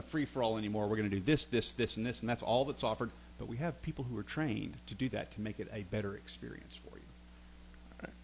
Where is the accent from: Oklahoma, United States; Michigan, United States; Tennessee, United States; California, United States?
Tennessee, United States; Franklin; also born or lived in Nashville, Tennessee / Tuscaloosa, Alabama; I was born in Nashville, grew up in Franklin, Tennessee, south of south of the city there.